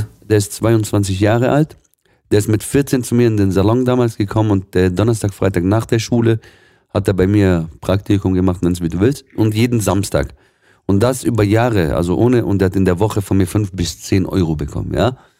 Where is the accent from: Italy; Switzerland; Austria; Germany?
Germany; Swabia, Baden-Württemberg; gebürtiger Schwabe, meine, ursprünglich aus dem Libanon